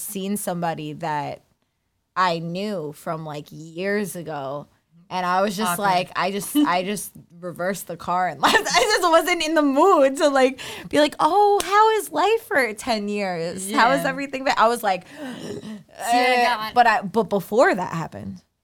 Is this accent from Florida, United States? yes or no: no; New York City, New York, United States; I am born and raised on Staten Island